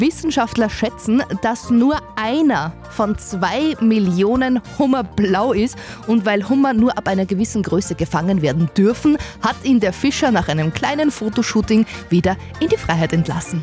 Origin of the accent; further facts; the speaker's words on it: Windischgarsten, Upper Austria, Austria; ich bin eine gebürtige Windischgastnerin